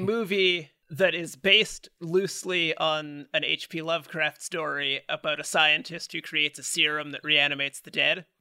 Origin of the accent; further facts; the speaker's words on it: Canada; we're Canadian